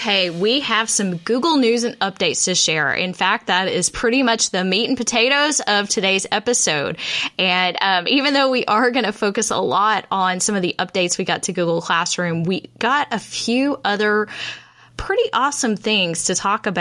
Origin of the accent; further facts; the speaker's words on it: Texas, United States; I, as a Texan, have been in tears over and over and over again watching my fellow Texans suffer. I have been safe in North Texas